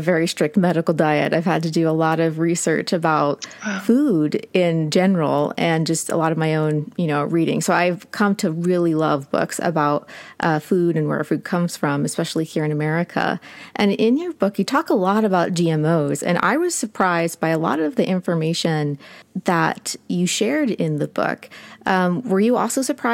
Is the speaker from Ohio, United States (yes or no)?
yes; Ohio, United States; I am from Ohio and I'm also Appalachian